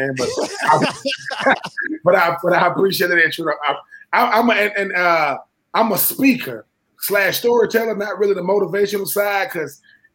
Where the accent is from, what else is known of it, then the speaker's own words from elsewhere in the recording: Swainsboro, Georgia, United States; now in New Jersey, United States; I'm from Swainsboro, GA. I'm from a really, really small town